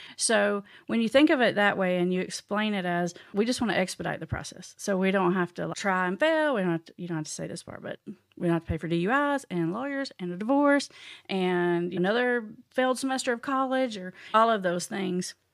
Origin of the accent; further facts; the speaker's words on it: Tennessee, United States; I'm from the Tennessee. in the little tiny town, not even close to a big town, like really small, isolated town.